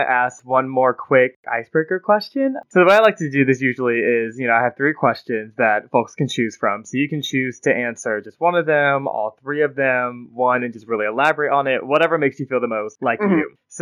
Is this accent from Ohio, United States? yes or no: no; Atlanta, Georgia, United States; I'm from Atlanta